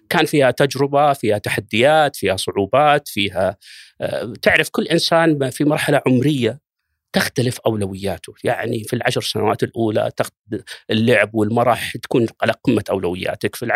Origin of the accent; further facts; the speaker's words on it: Riyadh, Riyadh Province, Saudi Arabia; بدايه السبعينات يعني ميلاديه عشت وتربيت في في مدينه الرياض في كنف الوالد الله يغفر له ويرحمه توفى عام 1410 كان في هذاك الوقت تقريبا عمري 16 أو 17 سنة